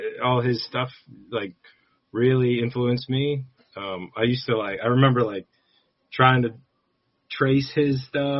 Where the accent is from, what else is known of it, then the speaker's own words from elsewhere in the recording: upstate New York, United States; moved away as an adult; now in Brooklyn, United States; Well, I grew up upstate New York, but I've been living in Brooklyn for 10, 12 years now.